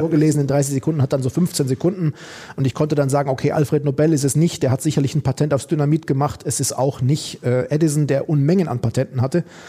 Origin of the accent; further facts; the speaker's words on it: Oberstdorf, Bavaria, Germany; moved away as an adult; also born or lived in Duisburg-Meiderich; now in Duisburg, Germany; meine Heimat ist Oberstdorf. Da habe ich gelebt die ersten 20 Jahre meines Lebens